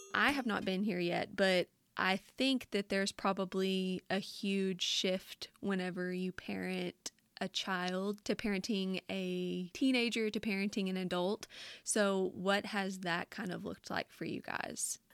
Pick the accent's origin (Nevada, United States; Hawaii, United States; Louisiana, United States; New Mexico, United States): Louisiana, United States; accent: thick; moved away as an adult; now in North Carolina, United States; my accent is so thick and so different living in Louisiana and then now in North Carolina